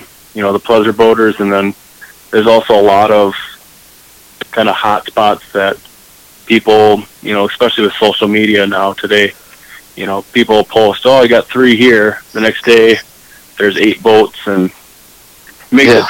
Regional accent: New Lisbon, Wisconsin, United States; New Lisbon, Wisconsin. Okay. It's about, we were about 1,500 people, and then we got a prison

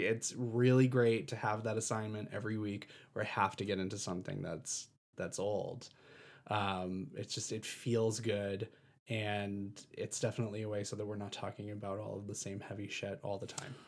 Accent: East Coast, United States; moved away; I have a family back east, I'm from the East Coast

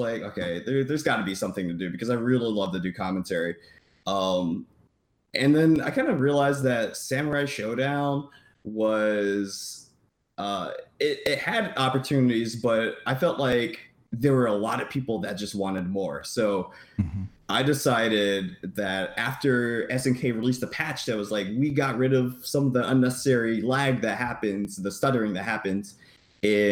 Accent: Florida, United States; I'm from Florida

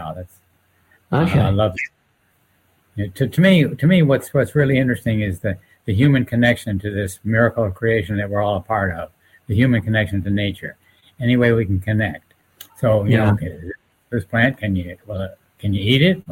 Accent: Maryland, United States; I was raised on an estuary of the Chesapeake Bay

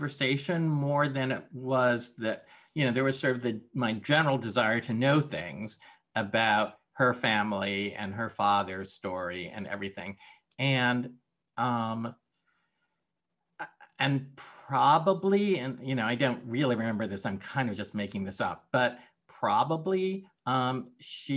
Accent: Los Angeles, California, United States; I was born and raised in Los Angeles

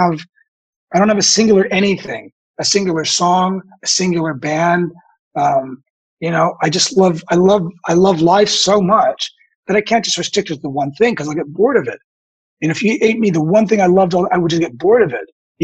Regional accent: San Francisco, California, United States; I love Mexican food because I was from San Francisco, and that was something I could eat that was cheap

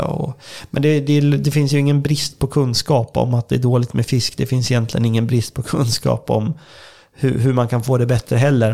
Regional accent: Södermanland, Sweden; jag kommer ju från eh, Sörmland då, och här är väldigt många sjöar

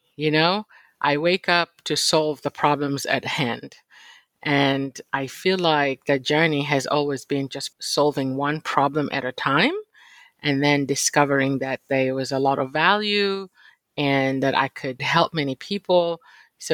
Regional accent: Kenya; born or raised there; moved away as an adult; also born or lived in Virginia / Philadelphia; now in United States

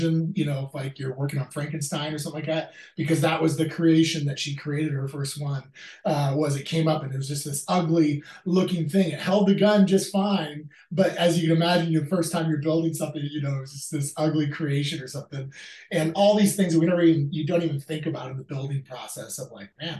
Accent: Alaska, United States; now in Williamsburg, Virginia, United States; Me and her were born and raised in Alaska, fell in love there, got married when we were 18

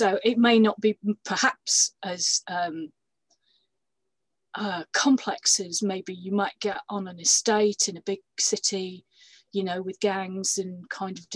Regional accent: Yorkshire and the Humber, United Kingdom; moved away; I was born and brought up in Yorkshire

